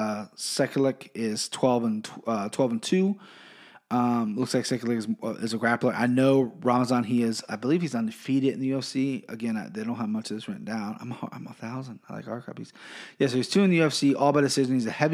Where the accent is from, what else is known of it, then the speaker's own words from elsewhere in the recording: Siberia, Russia; English is a second language; If I offended you, if you're not from that country, but, you know, I'm from Siberia, not Russia, whatever. I'm going to have trouble pronouncing their names.